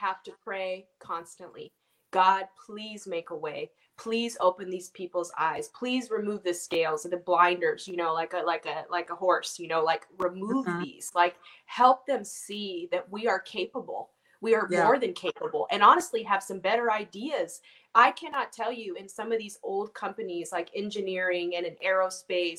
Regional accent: Orange County, California, United States; growing up where I grew up in Orange County

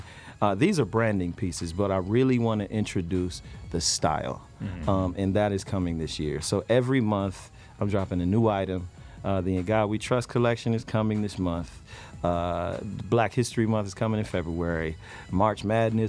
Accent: Fredericksburg, Virginia, United States; I'm a kid from Fredericksburg, Virginia

